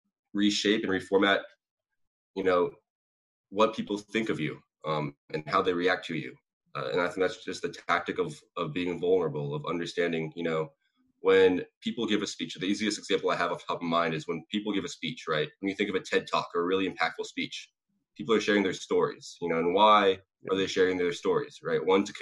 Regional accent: Sacramento, California, United States; I hate Sacramento. Okay, well, I'm from Sacramento too. I hate it there too, right?

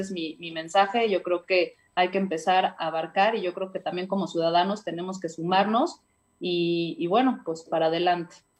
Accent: Puebla, Mexico; como ciudadana y como muchos poblanos

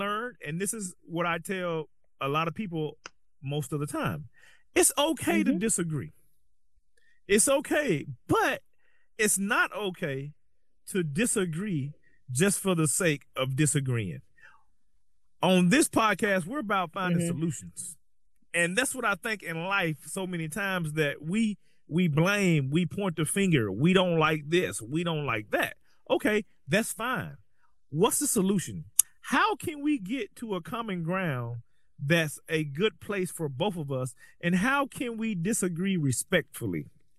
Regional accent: Southern United States, United States; I was spent most of my life in the deep South. And, you know, you're either black or you're white.

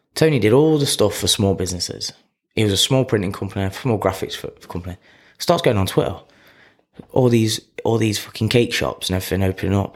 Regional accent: Clifton, United Kingdom; I'm a kid from Clifton

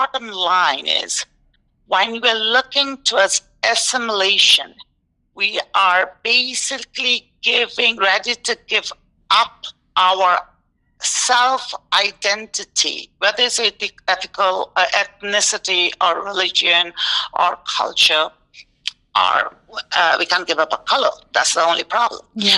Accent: New York, United States; now in Tucson, United States; Like, we grew up in New York. If anyone asks me where I'm from, I say I'm a New Yorker. I'm New York.

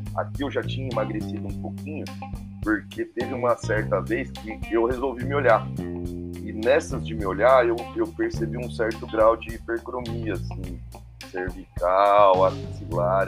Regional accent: Santo André, São Paulo, Brazil; moved away as an adult; now in Botucatu, Brazil; eu sou nascido em Santo André, né? ali na, na Grande São Paulo, né? No ABC Paulista.

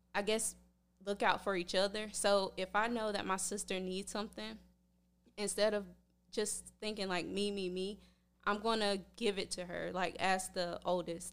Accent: Red Springs, North Carolina, United States; moved away as an adult; now in Tampa, United States; I'm working on opening my own gym in my hometown in Red Springs, North Carolina

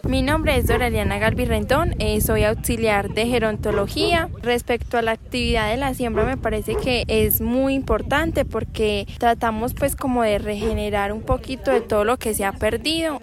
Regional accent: Sonsón, Antioquia, Colombia; soy de Naranja

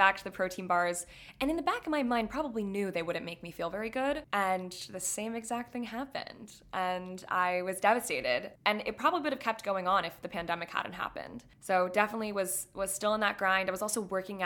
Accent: Florida, United States; now in New York City, United States; growing up in Florida

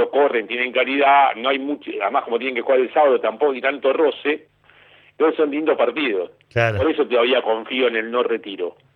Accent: Caballito, Buenos Aires, Argentina; Yo nací en Caballito.

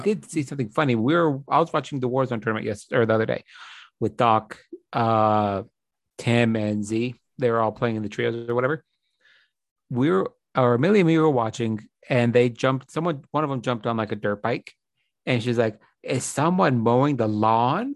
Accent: United States; as an American

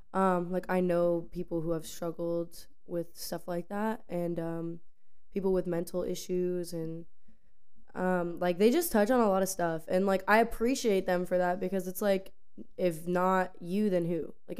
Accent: Pasco, Florida, United States; also born or lived in Tampa; I'm from Florida originally. I was born and raised in Tampa, but I moved. Okay, so I was born in Tampa, and then I was raised in Pasco, but I moved around my whole life.

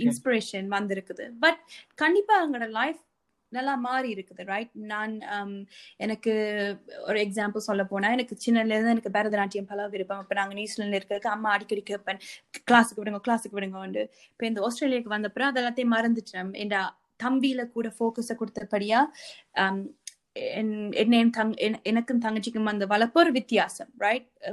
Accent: Sri Lanka; moved away

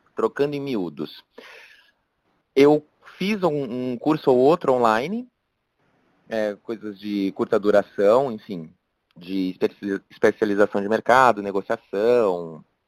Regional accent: São Paulo, Brazil; cresci dentro de condomínio fechado no Morumbi

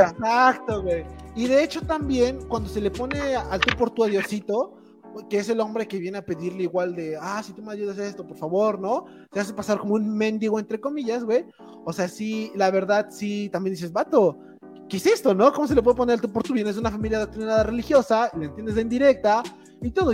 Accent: near San Miguel Canoa, Puebla, Mexico; Canoa, está, está, a 15 minutos de mi pueblo.

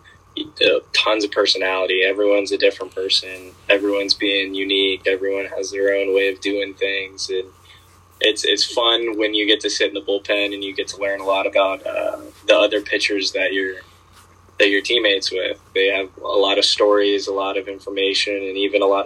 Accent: Florida, United States; also born or lived in Virginia; when I moved to Florida from Virginia at like 7 or 8 years old

